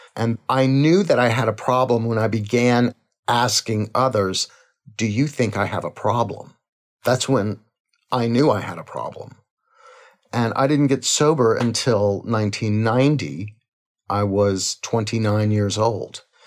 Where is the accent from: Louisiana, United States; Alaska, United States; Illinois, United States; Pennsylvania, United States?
Louisiana, United States; Crowley; we were born in a little town called Crowley, Louisiana